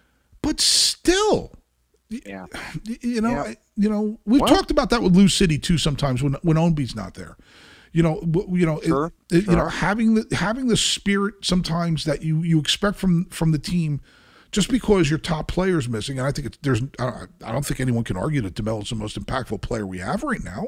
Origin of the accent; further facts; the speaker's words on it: Brazil; I'm from Brazil.